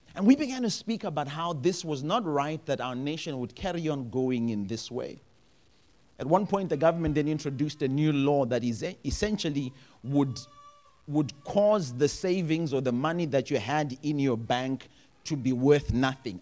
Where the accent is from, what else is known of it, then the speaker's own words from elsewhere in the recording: Zimbabwe; I am from Zimbabwe